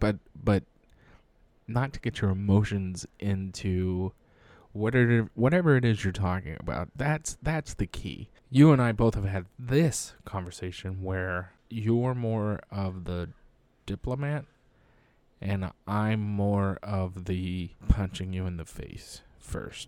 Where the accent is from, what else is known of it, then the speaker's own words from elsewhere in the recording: United States; an American in uniform